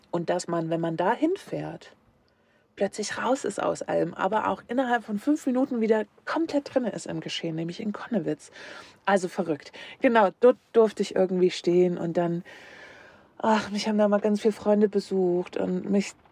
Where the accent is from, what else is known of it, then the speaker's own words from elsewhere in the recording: Leipzig, Saxony, Germany; Und meine Heimatstadt ist und bleibt für immer Leipzig